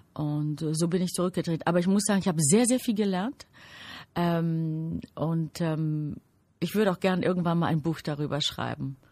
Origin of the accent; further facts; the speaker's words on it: Greece; now in Germany; Ich bin natürlich in Griechenland geboren